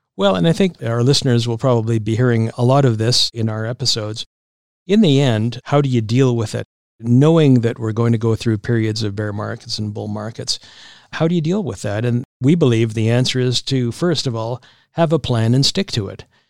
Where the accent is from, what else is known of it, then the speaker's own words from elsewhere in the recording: Regina, Saskatchewan, Canada; moved away; my hometown of Regina.